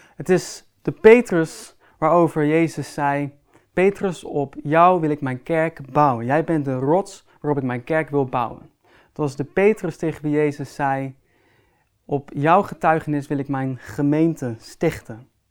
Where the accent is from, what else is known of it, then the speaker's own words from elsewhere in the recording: Netherlands; Als Nederlanders